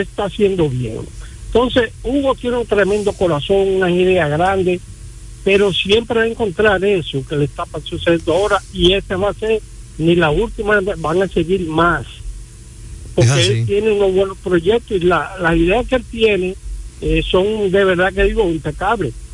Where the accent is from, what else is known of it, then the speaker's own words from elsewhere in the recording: Dominican Republic; así somos dominicanos